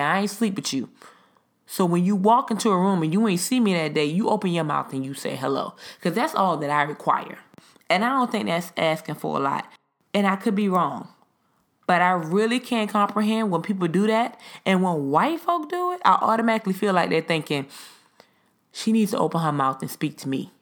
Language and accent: English; the South, United States; I'm a Southerner. And we were raised to greet people when you walk into a room